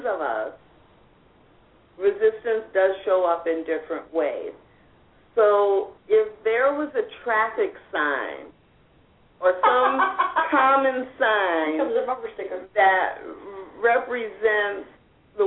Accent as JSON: {"language": "English", "town": "St. Louis", "region": "Missouri", "country": "United States", "tie": "born or raised there", "said": "when I was growing up in St. Louis"}